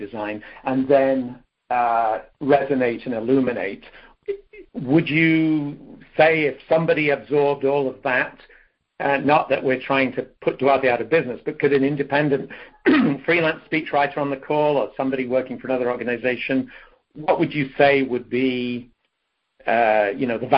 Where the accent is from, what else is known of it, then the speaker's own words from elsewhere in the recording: United Kingdom; moved away as an adult; now in United States; as a British person who's lived in the States for 40 years